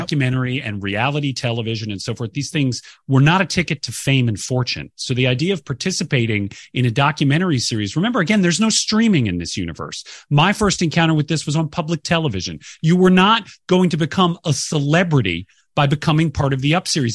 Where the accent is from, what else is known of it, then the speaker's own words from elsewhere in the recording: Sandy Springs, Georgia, United States; from Sandy Springs, which is a northwestern suburb of Atlanta